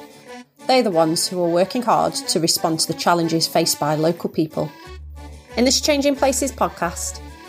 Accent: Stoke-on-Trent, West Midlands, United Kingdom; from Unlimited, the folks behind this podcast. I'm from Stoke and I work with resilient communities in North Staffordshire.

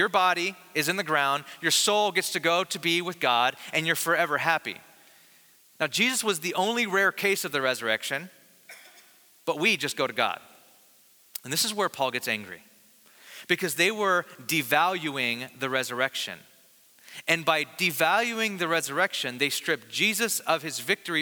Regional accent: Bakersfield, California, United States; I'm from the Valley of California in Bakersfield, and so we had really, really hot summers

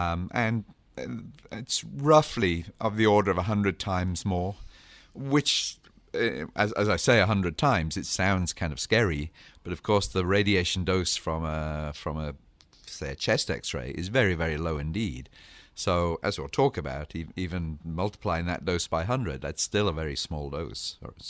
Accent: England, United Kingdom; now in United States; And coming back to where I came from England, the CT scan rate is much, much less.

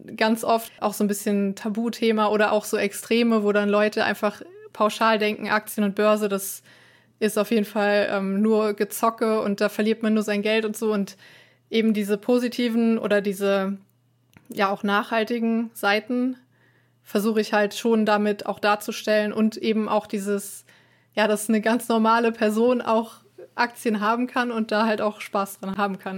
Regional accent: Trier, Rhineland-Palatinate, Germany; Aus Trier

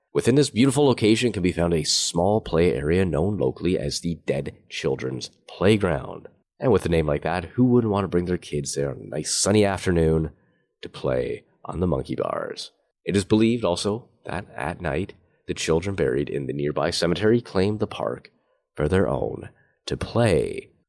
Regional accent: Canada; I'm Canadian

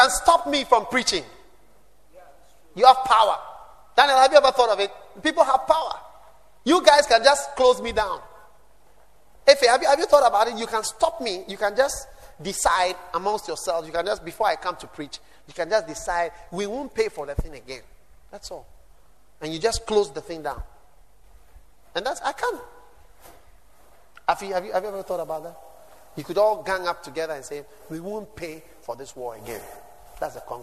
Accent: Ghana; I'm not an American. I'm a Ghanaian in Africa

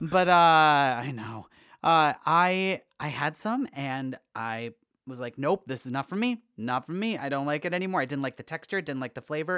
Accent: Wisconsin, United States; We're both from Wisconsin

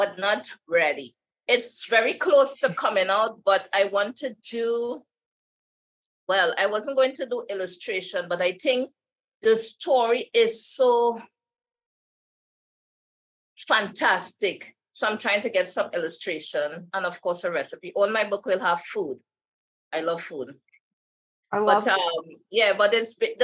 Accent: Trinidad & Tobago; I'm from Trinidad

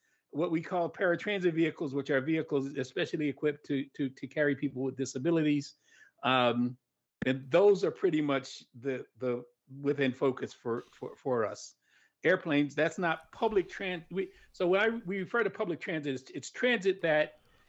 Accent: New York, United States; I'm from New York, so I used to ride the train down to DC

